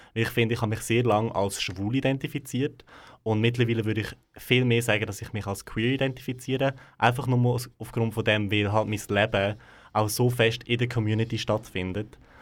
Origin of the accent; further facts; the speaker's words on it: Gränichen, Aargau, Switzerland; dort, wo ich aufgewachsen bin, im Aargau, in Grenichen bin ich aufgewachsen, also gerade ganz nah von Aarau.